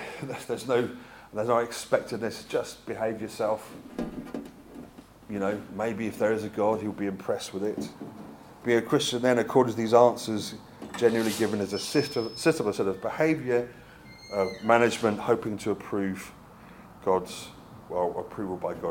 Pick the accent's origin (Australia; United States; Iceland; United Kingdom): United Kingdom; also born or lived in Brighton / South Africa; now in Bristol, United Kingdom; I'm British